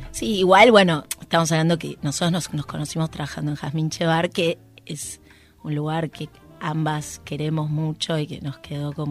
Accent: western Greater Buenos Aires, Buenos Aires Province, Argentina

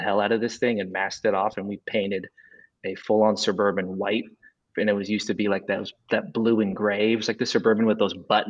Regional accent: Las Vegas, Nevada, United States; moved away as an adult; also born or lived in Provo, Utah; now in Kansas City, United States; I'm originally from Las Vegas. Lived there for 23 years until I guess 25 years until I went and started going to college. I went to UNLV in Las Vegas for a little bit, and then I transferred to BYU.

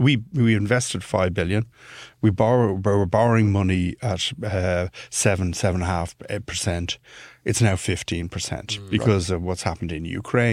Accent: Ireland; I'm Irish, but he got that from the accent.

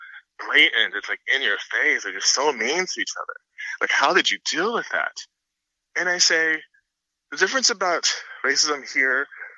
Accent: Miami, Florida, United States; because I'm originally from Florida, in Miami, Florida, moved a lot across the state. So it's geographically diverse. I'm from the South.

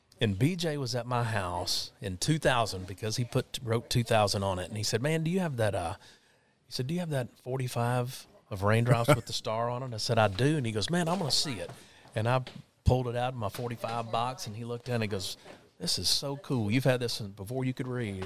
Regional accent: Texas, United States; moved away as an adult; also born or lived in Nashville, Tennessee; now in Austin, United States; get back home to Texas

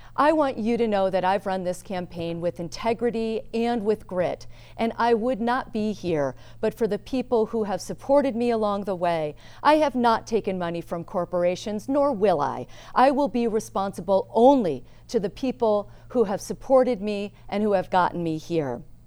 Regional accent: St. Lawrence County, New York, United States; I am from Saint Lawrence County

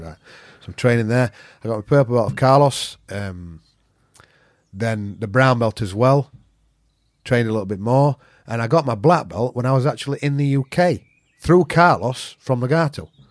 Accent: Yorkshire and the Humber, United Kingdom; I'm a Yorkshireman

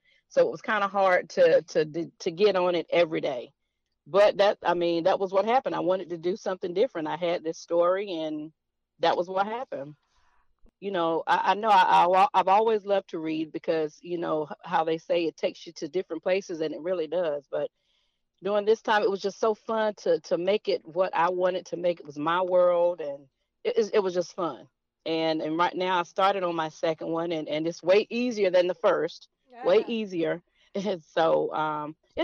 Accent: Fayetteville, North Carolina, United States; I'm from Fayetteville, North Carolina

